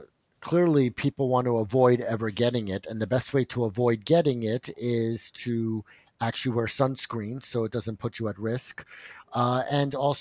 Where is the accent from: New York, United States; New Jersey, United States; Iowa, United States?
New Jersey, United States; I'm from New Jersey